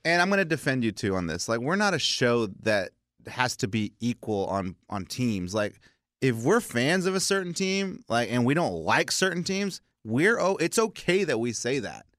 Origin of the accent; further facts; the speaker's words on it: South Texas, United States; I grew up in South Texas